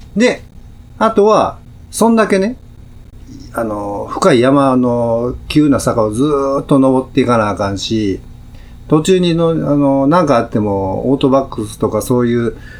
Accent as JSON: {"language": "Japanese", "region": "Kyoto", "country": "Japan", "said": "あ僕も京都ですよ"}